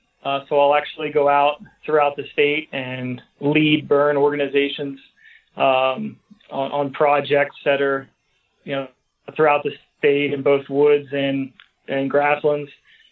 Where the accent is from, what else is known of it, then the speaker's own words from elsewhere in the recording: Hummelstown, Pennsylvania, United States; So I grew up in Hummelstown.